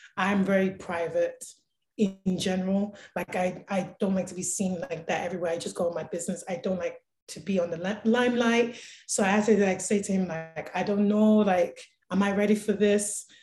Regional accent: London, United Kingdom; now in Calgary, Canada; I grew up throughout back in London loving music

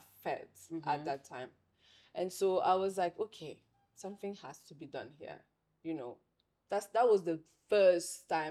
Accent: Senegal; accent: French; also born or lived in Paris, France; now in Ghana; my country of origin is Senegal

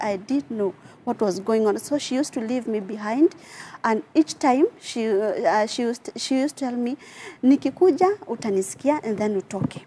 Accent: Nyahururu, Laikipia County, Kenya; I grew up in Nyahururu. That's where I come from

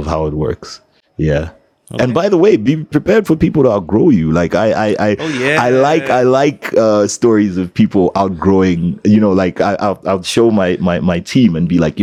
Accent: Zambia; I'm from Zambia

